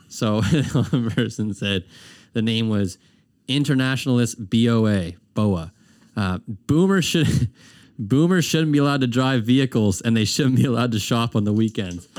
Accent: Herring Cove, Nova Scotia, Canada; also born or lived in Armdale, Halifax; when I grew up in Heron Cove, and then when I moved to the city, I lived in Armdale

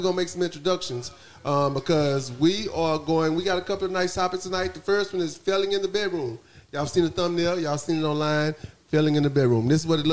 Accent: Dallas, Texas, United States; I'm from Dallas.

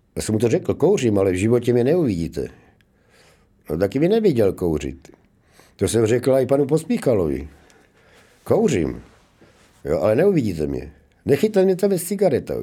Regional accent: Zlín, Zlín Region, Czechia; moved away as an adult; also born or lived in Brno / Prague; domov vždycky mám jako v tom Zlínu, Gotwaldově, jo. že tam jsem vyrostl

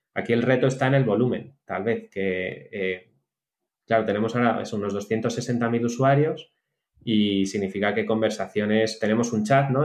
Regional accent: Spain; somos todos españoles

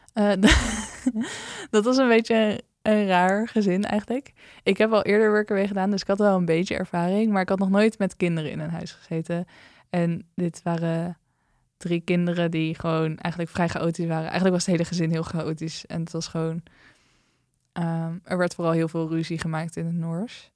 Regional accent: Netherlands; dat ik uit Nederland kwam

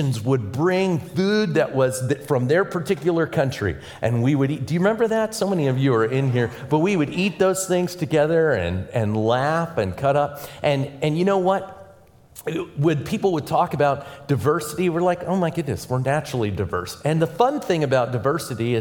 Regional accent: Pittsburgh, Pennsylvania, United States; now in Indiana, United States; I'm originally from Pittsburgh, Pennsylvania.

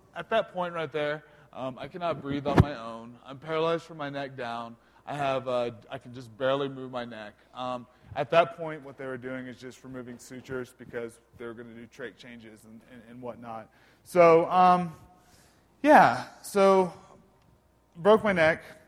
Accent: Bartlesville, Oklahoma, United States; I'm originally from Bartlesville, Oklahoma, small Midwest town about 45 minutes north of Tulsa

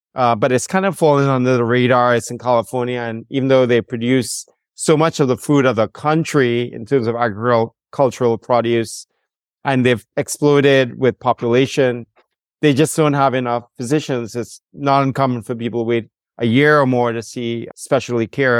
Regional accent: Trinidad & Tobago; moved away as an adult; also born or lived in Rhode Island, United States; I'm from the Caribbean, from Trinidad and Tobago, the home of the steel band Calypso and Limbo.

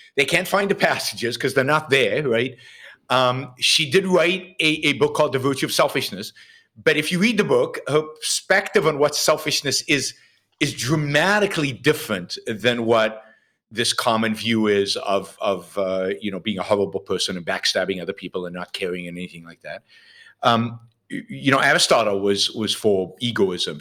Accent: Israel; I was sixteen, uh, I was living in Israel. I grew up in Israel.

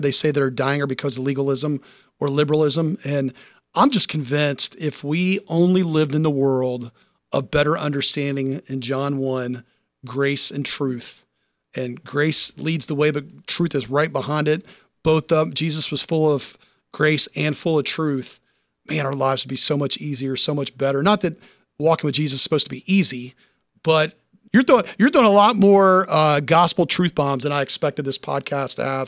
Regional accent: Nashville, Tennessee, United States; moved away; I'm originally from Nashville

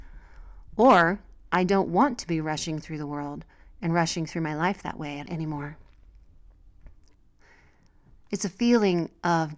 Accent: United States; moved away as an adult; now in Mexico; As an American who is unused to guns, especially in everyday life

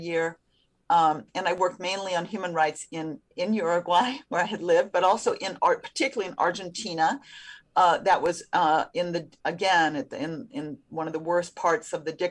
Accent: United States; as an American

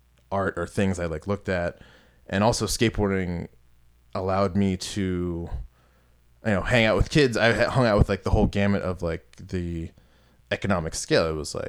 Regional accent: Kensington, Maryland, United States; I'm from Montgomery County, Maryland originally, a town called Kensington, and it was an interesting place to live, because where I lived was, I was like on in between like working class and like upper middle class.

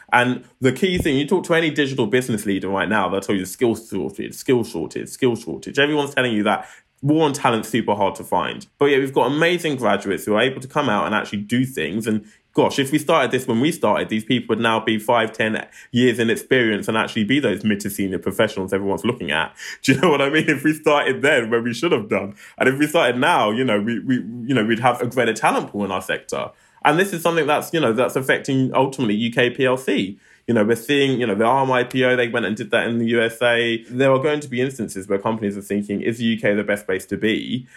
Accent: London, United Kingdom; I grew up in Southeast London, a place called Lewisham

